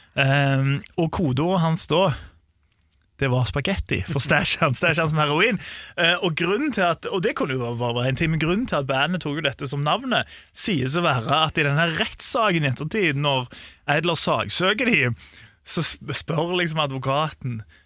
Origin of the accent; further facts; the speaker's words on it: Sandnes, Rogaland, Norway; jeg er fra Sandnes